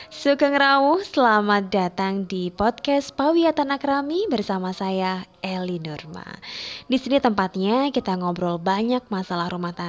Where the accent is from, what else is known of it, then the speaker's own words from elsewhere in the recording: East Java, Indonesia; Ya, karena saya orang Jawa Timur, jadi referensi masakan saya dulu banyakkan memang dari Jawa Timur.